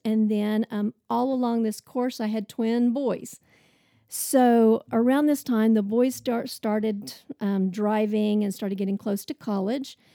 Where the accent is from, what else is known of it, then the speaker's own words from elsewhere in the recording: Oklahoma, United States; moved away as an adult; also born or lived in Tulsa, Oklahoma; now in Nashville, United States; So I grew up in Oklahoma. I'm an Oklahoma girl.